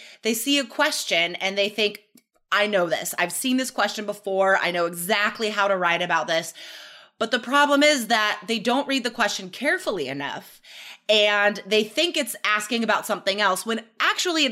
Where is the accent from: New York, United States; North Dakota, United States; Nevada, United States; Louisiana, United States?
Nevada, United States; Carson City; born or raised there